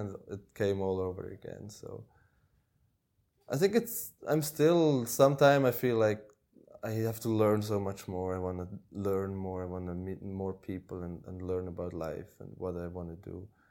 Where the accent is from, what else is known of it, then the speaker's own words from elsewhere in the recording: Switzerland; moved away as an adult; also born or lived in Norway; I grew up in Switzerland, which is a, a rich country